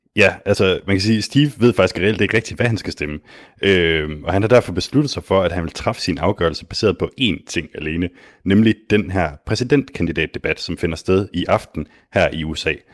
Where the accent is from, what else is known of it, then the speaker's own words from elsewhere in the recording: Denmark; som dansker